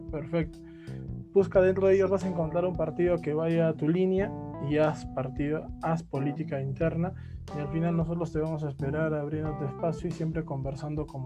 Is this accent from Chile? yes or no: no; Arequipa, Peru; estamos en todo el país solamente acá hablo como un arequipeño